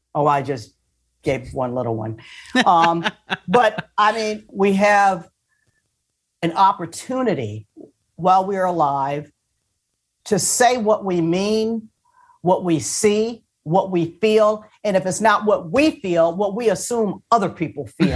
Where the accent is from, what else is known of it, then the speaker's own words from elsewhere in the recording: Port Huron, Michigan, United States; moved away; I grew up in Michigan